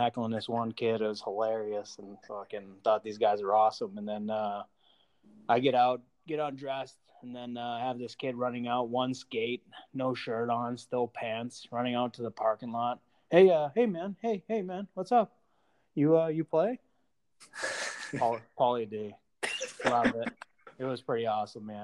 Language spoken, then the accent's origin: English; Old Town, Maine, United States; moved away as an adult; also born or lived in Andover, Massachusetts / New Brunswick, Canada; now in Florida, United States; Started in Andover, went up to Maine, probably about 10 years oldish